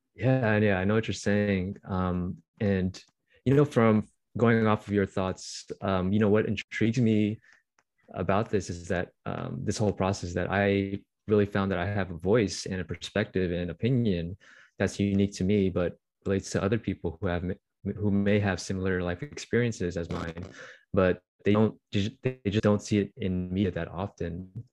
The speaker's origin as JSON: {"language": "English", "area": "Bay Area", "region": "California", "country": "United States", "tie": "born or raised there", "also_born_or_lived": "Irvine, California", "said": "I'm just really proud of where I grew up"}